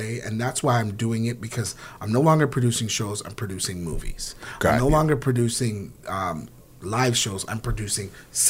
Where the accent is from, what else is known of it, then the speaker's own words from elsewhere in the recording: Canada; the pride of being a Canadian